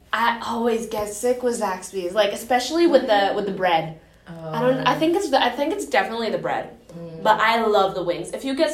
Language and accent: English; Mexico; also born or lived in Mexico City; now in United States; because I'm from Mexico, and I would have it when I like lived in Mexico City